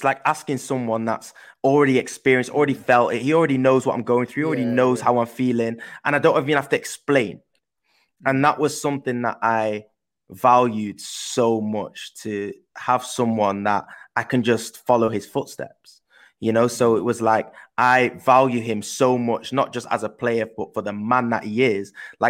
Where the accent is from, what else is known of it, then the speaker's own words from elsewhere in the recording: Manchester, North West England, United Kingdom; accent: English; also born or lived in Netherlands; I then moved from Holland to England. And that's why I've obviously got an English accent, because I grew up in Manchester in England.